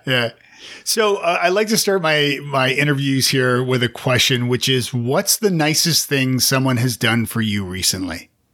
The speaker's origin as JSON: {"language": "English", "country": "Canada", "also_born_or_lived": "Toronto", "moved": "as an adult", "lives_now": "Nashville, United States", "said": "I'm Canadian"}